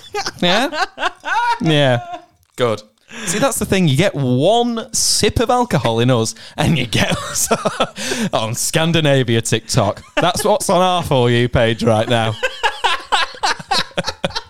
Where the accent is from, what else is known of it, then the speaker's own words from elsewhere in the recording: Warrington, North West England, United Kingdom; I'm from Warrington.